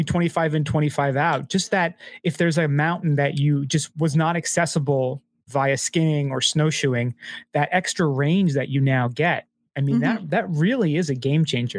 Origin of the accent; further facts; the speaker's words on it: United States; obviously we're Americans